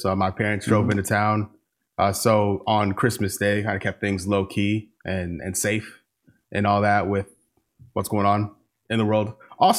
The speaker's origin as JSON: {"language": "English", "region": "Midwest", "country": "United States", "moved": "as an adult", "lives_now": "Charlotte, United States", "said": "I've been to Charlotte for 5 years now. Mm-hmm. I'm from the Midwest originally"}